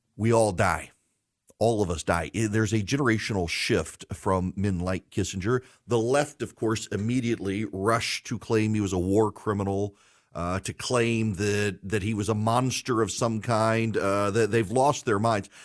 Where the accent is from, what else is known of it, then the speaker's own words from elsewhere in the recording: Louisiana, United States; moved away; in my home state